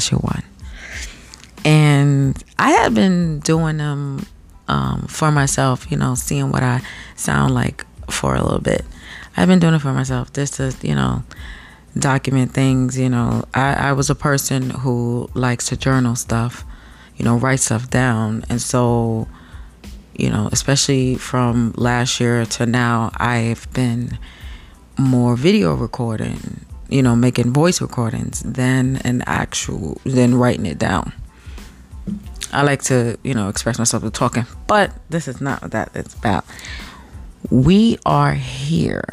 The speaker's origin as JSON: {"language": "English", "country": "United States", "said": "me being American"}